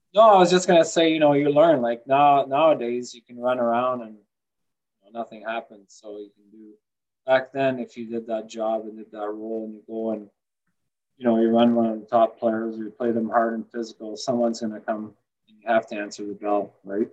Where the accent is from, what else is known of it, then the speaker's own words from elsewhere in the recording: Sault Ste. Marie, Ontario, Canada; also born or lived in Mont-Laurier, Quebec; I was born outside of Montreal in Mont Laurier, Quebec, but grew up in um, in Sault Ste. Marie